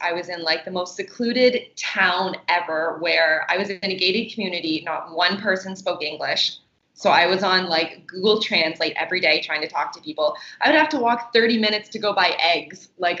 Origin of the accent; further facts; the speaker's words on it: Canada; So because I'm from Canada, I was able to travel to Cuba a lot.